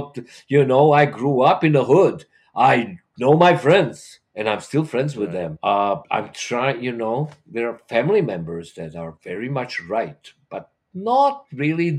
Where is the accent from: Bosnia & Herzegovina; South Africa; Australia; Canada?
Bosnia & Herzegovina; Sarajevo, Federation of Bosnia and Herzegovina; moved away as an adult; now in Seattle, United States; I'm from Sarajevo